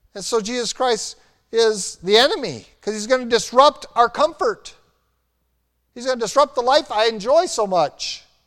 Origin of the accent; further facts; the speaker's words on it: United States; we were raised in America